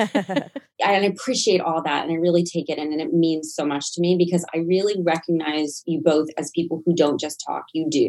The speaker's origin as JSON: {"language": "English", "town": "Nashville", "region": "Tennessee", "country": "United States", "tie": "born or raised there", "moved": "yes", "said": "I was from Nashville, Tennessee"}